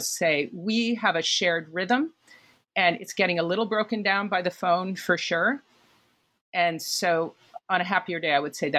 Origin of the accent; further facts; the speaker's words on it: New York City, New York, United States; I think that most New Yorkers have kind of a series of conceits about New York, being a New Yorker and stuff. But I think one of mine is that we walk as a group really beautifully.